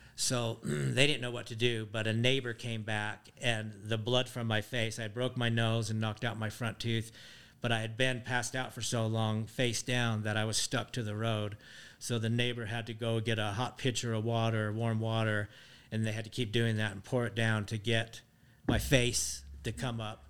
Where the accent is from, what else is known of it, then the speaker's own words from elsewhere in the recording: Tooele, Utah, United States; also born or lived in Colorado Springs, Colorado; I was born in the Army Depot in Tooele